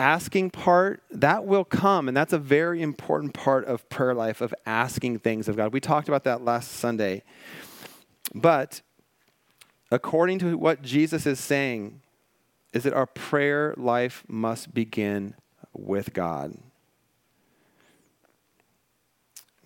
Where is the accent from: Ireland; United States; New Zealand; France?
United States; Washington; now in Malibu, United States; I grew up in Washington State